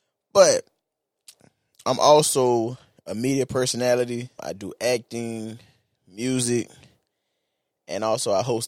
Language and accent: English; Jacksonville, Florida, United States; I'm not a disc jockey. I'm from Jacksonville, Florida, born and raised. And I would have to say being from Jacksonville has shaped me into the man that I am today.